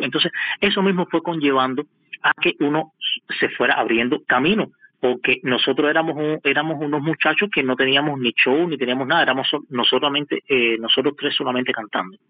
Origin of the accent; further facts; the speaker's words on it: Havana, Cuba; moved away as an adult; now in Moscow, Russia; soy de La Habana mismo y salí de La Habana mismo y llegué aquí a Moscú